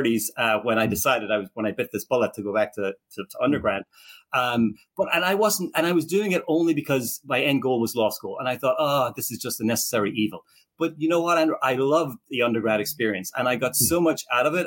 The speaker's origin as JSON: {"language": "English", "country": "Ireland", "moved": "as an adult", "lives_now": "Philadelphia, United States", "said": "I'm originally from Ireland. I came here in the late 1980s"}